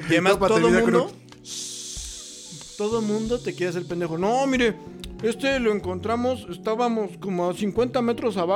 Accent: Mexico; somos mexicanos y nos debemos, obviamente, güey, a una, a una cultura y a una tradición muy cabrona

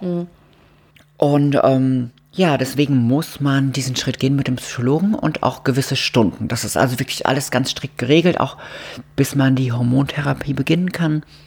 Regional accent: Mannheim area, Baden-Württemberg, Germany; now in Cologne, Germany; ich komme da aus der Gegend

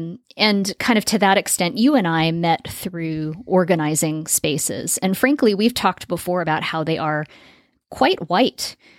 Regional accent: Las Vegas, Nevada, United States; when I was growing up in Las Vegas, I lived in a, you know, lower middle class neighborhood in an area of town that's definitely considered the suburbs.

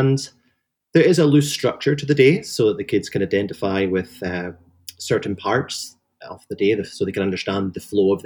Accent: Highlands of Scotland, United Kingdom; I grew up in the Highlands of Scotland

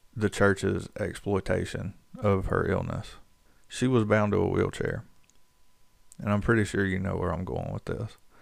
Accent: North Carolina, United States; growing up in North Carolina, everybody goes to church just about

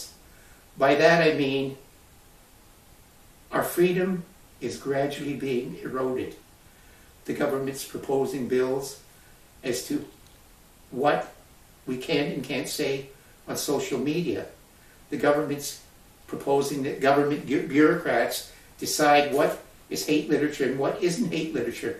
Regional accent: Canada; this is my country. Every one of us is a Canadian

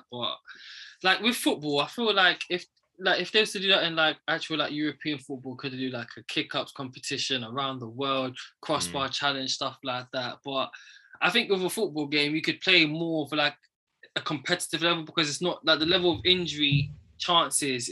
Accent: Ghana; me as a Ghanaian and a black man

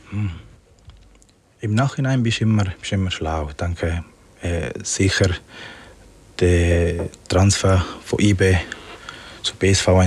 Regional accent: Magdalena, Colombia; Ich bin auch ganz äh, am Strand mit meinen Großeltern aufgewachsen. In äh, Parque Tayrona heißt es.

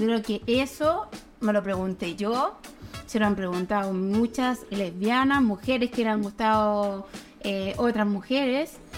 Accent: Santiago, Santiago Metropolitan Region, Chile; moved away as an adult; also born or lived in Curauma, Valparaíso; now in Valparaíso, Chile; vivo en Curauma, Valparaíso, pero yo soy santiaguina

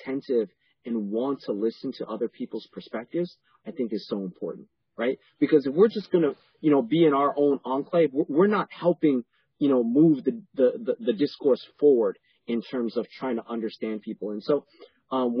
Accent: New York City, New York, United States; also born or lived in Panama; I was born in Panama and I grew up in New York City

